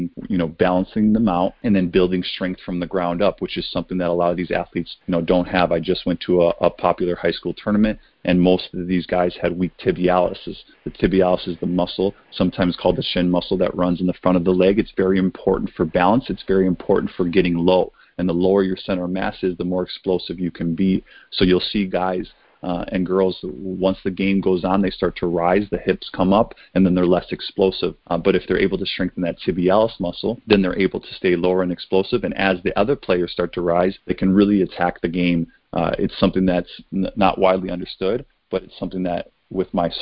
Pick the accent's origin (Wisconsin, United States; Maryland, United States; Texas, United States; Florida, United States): Wisconsin, United States; Kenosha; moved away; I come from Kenosha